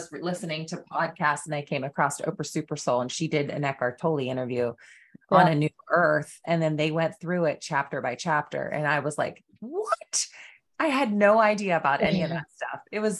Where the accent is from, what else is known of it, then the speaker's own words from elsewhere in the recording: United States; we're from America in the US.